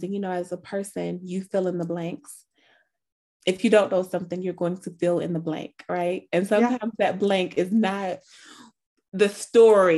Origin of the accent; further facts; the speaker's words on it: Ohio, United States; I'm from Ohio